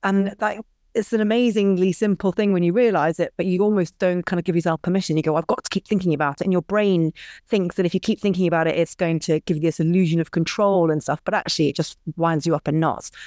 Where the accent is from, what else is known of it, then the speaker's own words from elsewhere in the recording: Scotland, United Kingdom; I was brought up in Scotland